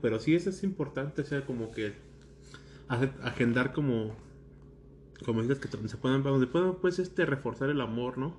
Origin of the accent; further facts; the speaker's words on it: Jiquilpan, Michoacán, Mexico; yo soy de Jiquilpa, que es pues a una hora de aquí